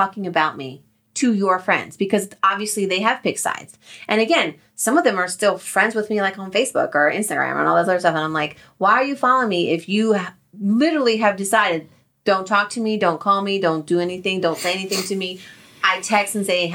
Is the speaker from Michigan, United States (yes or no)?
no; New Jersey, United States; moved away; also born or lived in Colorado; we're from Jersey